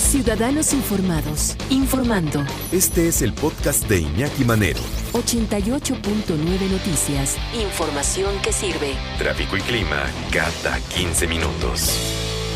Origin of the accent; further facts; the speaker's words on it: Mexico; los mexicanos